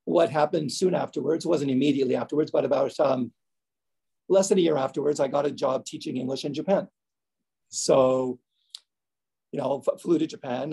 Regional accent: Canada; also born or lived in New Jersey; I was born and raised in Canada

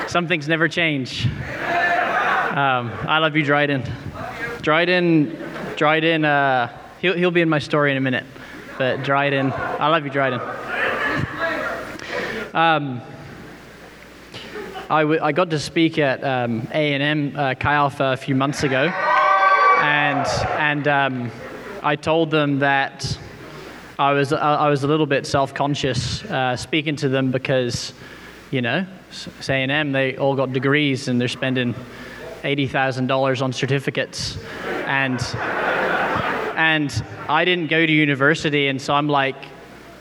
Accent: Camelford, South West England, United Kingdom; accent: British; also born or lived in Northern Ireland / Texas; So born there, lived there until I was 8, and then I moved to England with my family to Cornwall, southwest England.

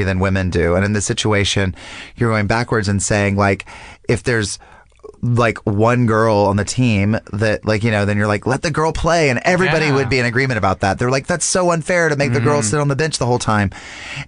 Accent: North Carolina, United States; moved away; I'm from North Carolina

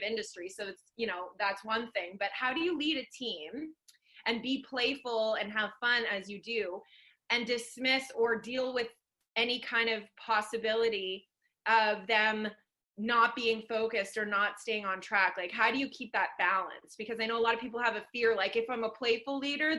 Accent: Sudbury, Ontario, Canada; now in Vancouver, Canada; we're both from Sudbury. That's my hometown where I grew up

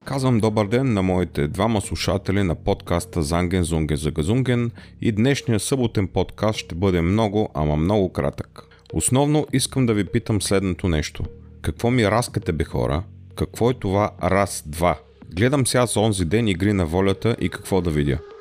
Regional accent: Bulgaria; Аз съм българин, а не старобългарин

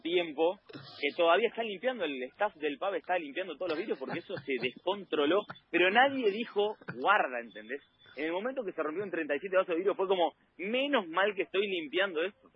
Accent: Argentina; venimos de Argentina

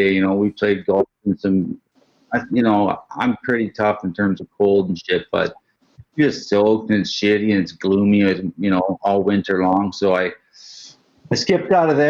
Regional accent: Fort Nelson, British Columbia, Canada; I'm born and raised in Fort Nelson, BC. That's where I currently reside.

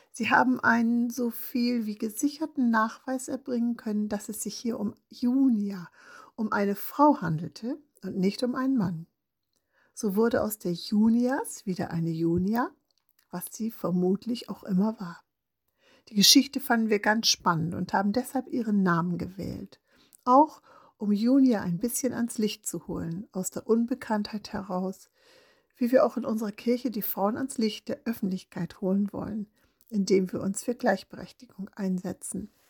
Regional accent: Northern Germany, Germany; Ich komme ganz aus dem Norden Deutschlands

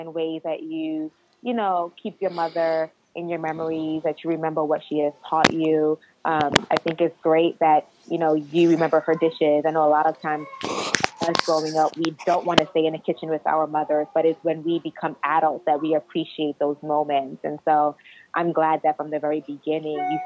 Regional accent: United States; as Nigerian Americans, us being first generation Americans

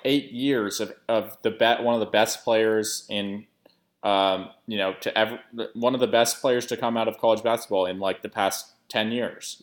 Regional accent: Portland, Oregon, United States; now in New Orleans, United States; I'm, I'm from Portland originally, uh, big Trailblazers fan, moved down to New Orleans

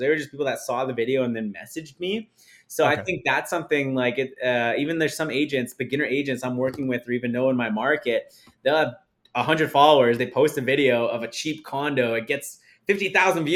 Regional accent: Saskatchewan, Canada; now in Calgary, Canada; I come from Saskatchewan, Canada.

